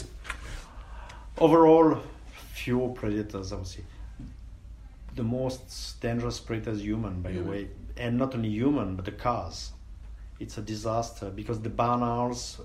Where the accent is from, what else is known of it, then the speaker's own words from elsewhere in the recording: Switzerland; I grew up 50 kilometers from the university